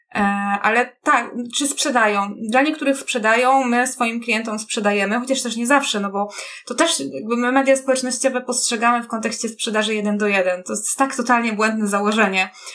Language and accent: Polish; Kraków, Lesser Poland, Poland; ja też niby jestem z Krakowa